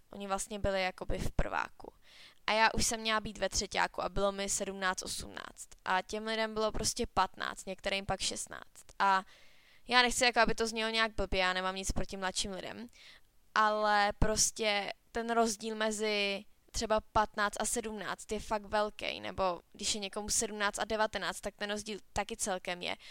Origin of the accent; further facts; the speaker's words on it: Cheb, Karlovy Vary Region, Czechia; u nás na škole na Gimplu v Chebu